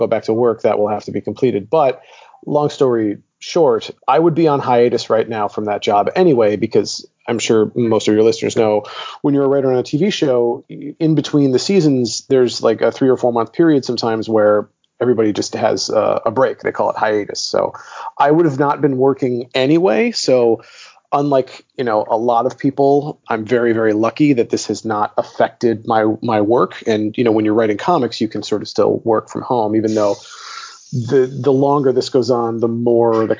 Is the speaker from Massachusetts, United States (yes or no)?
no; Detroit, Michigan, United States; moved away as an adult; also born or lived in Chicago; now in Los Angeles, United States; I'm originally from Detroit. I grew up in Detroit and then I went to college in Chicago